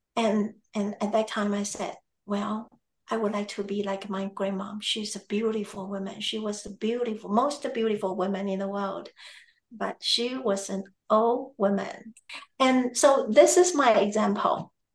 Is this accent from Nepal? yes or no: no; Taiwan; now in United States; I am originally from Taiwan